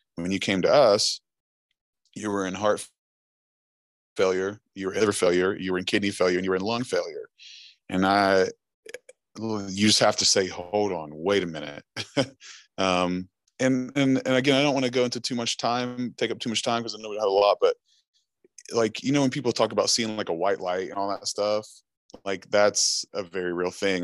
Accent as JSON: {"language": "English", "town": "Chesapeake", "region": "Ohio", "country": "United States", "also_born_or_lived": "Huntington, West Virginia", "said": "I'm actually from Chesapeake, Ohio"}